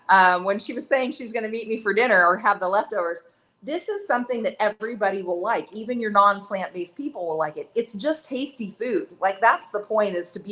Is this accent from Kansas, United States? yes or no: yes; Lawrence, Kansas, United States; moved away as an adult; now in Nepal; I live, when I'm in the U.S., I'm from Lawrence, Kansas